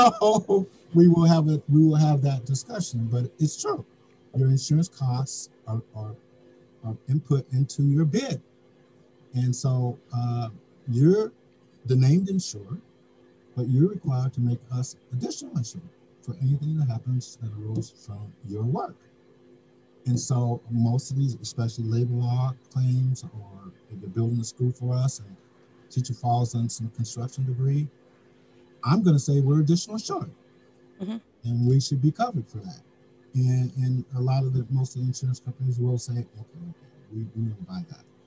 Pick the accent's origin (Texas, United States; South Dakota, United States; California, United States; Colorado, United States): Colorado, United States; Denver; now in New York, United States; the city of Denver, my hometown